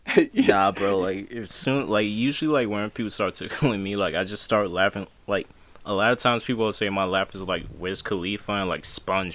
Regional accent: Virginia, United States; I'm just from pretty much just Virginia. You know, good Southern boy. Good Southern. Just VA.

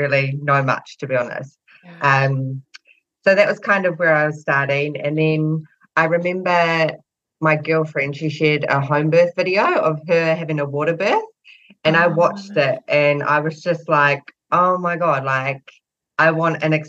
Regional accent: New Zealand; I'm from New Zealand

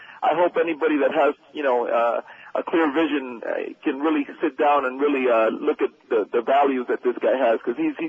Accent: Miami, Florida, United States; I'm 33 years old. I'm Cuban-American, born and raised here.

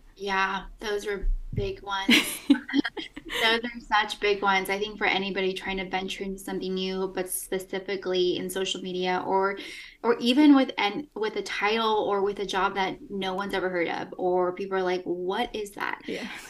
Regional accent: Eugene, Oregon, United States; also born or lived in Peru / Los Angeles, United States; I'm from Eugene, Oregon

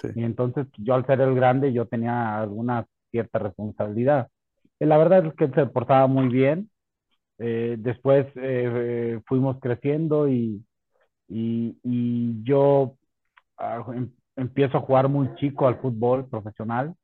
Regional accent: La Piedad, Michoacán, Mexico; en mi ciudad natal, en La Piedad

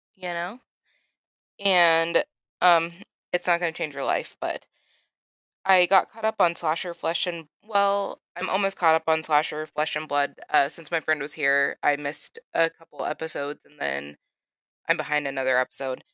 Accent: Florida, United States; I grew up in Florida, and I went to the beach a lot and swam in the ocean a lot

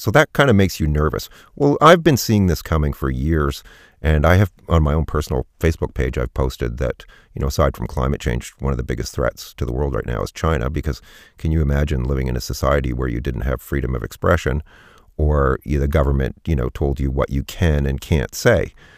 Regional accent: Canada; I'm Canadian and our society is, is a little different

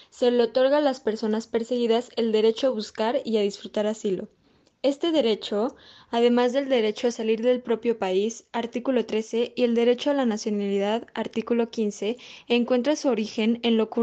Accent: Honduras; yo soy hondureña y hace unos días una caravana de 6.000 hondureños fue detenida en Guatemala

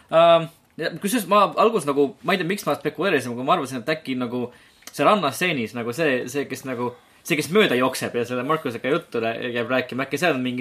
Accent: Estonia; olles ise eestlased, siis Eestis pole tegelikult mängumaastikul

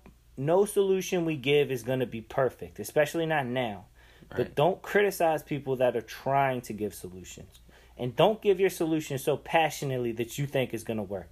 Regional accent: Baltimore, Maryland, United States; I'm from Baltimore.

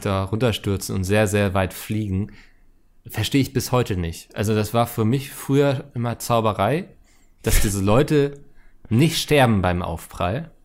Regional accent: Northern Germany, Germany; als Norddeutscher

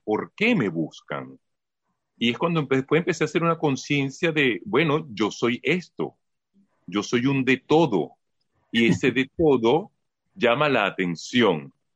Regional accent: Caracas, Capital District, Venezuela; moved away; yo vengo formado de Caracas

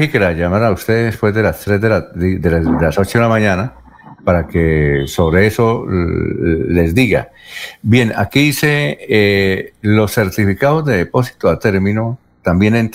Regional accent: Venezuela; soy una ciudadana venezolana y con mi esposo tuvimos con urgencia en Venezuela

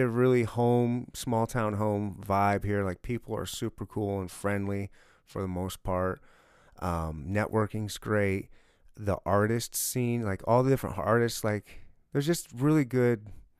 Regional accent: Michigan, United States; also born or lived in Leavenworth, Kansas; Kind of a little all over. I was born and raised in Michigan.

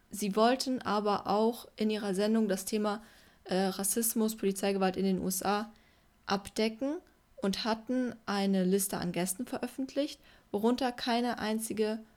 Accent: Berlin, Germany; Ja. Klassisch. Ich komme aus Berlin

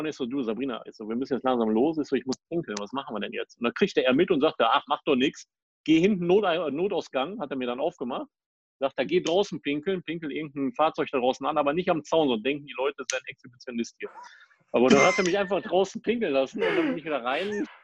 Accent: Düsseldorf, North Rhine-Westphalia, Germany; woher kommst du denn? Ich so aus Düsseldorf.

